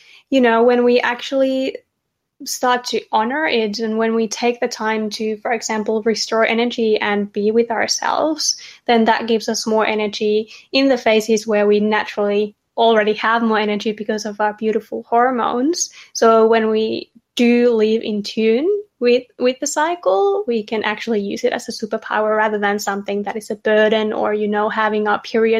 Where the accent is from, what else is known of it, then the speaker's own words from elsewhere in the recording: Finland; moved away as an adult; now in Australia; I'm originally from Finland, if you can hear an accent. I've lived in Australia for 3 years.